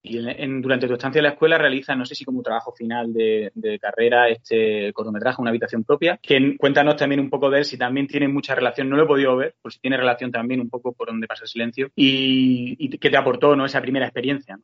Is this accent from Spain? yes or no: yes; Andalusia, Spain; Yo también como andaluz